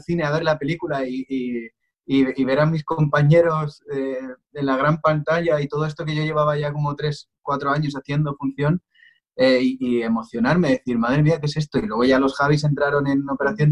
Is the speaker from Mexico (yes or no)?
no; Pinto, Community of Madrid, Spain; yo soy de, Pinto, de una localidad que está en Madrid, en, el centro de España.